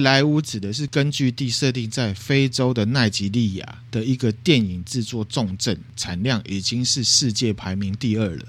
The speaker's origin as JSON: {"language": "Chinese", "country": "Taiwan", "said": "我们台湾人"}